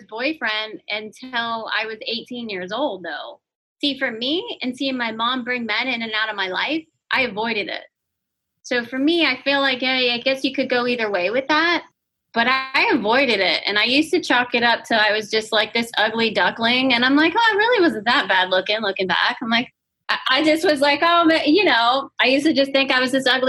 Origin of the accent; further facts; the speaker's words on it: St. Petersburg, Florida, United States; I grew up in South St. Pete